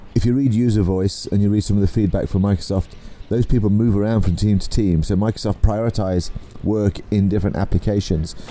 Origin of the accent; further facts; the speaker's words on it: England, United Kingdom; I'm an English guy